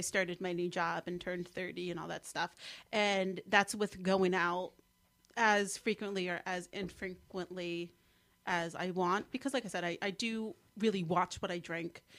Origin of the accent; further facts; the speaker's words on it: Mendham, New Jersey, United States; accent: Jersey; also born or lived in Morristown, New Jersey / College Park, Maryland; I grew up in Mendham, which is the town to the west